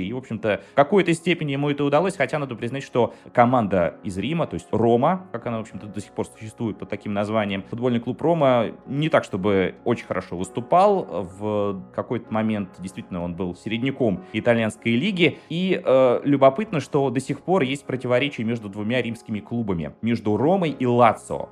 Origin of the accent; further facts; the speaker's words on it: Saint Petersburg, Russia; я из Петербурга